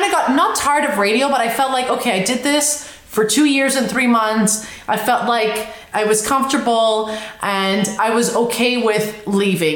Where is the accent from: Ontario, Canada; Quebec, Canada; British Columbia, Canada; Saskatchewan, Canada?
Quebec, Canada; Montreal; moved away; I'm from Montreal.